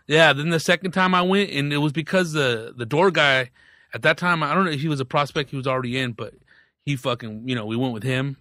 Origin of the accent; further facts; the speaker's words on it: Riverside, California, United States; I grew up in Riverside